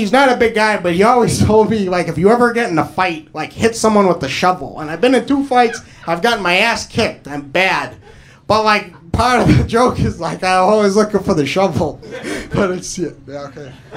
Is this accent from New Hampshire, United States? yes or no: yes; New Hampshire, United States; moved away; I'm originally from New Hampshire